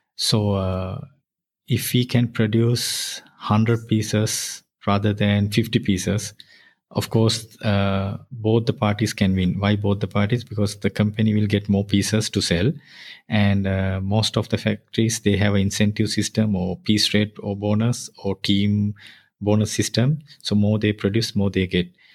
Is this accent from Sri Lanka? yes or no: yes; near Colombo, Western Province, Sri Lanka; I born near Colombo.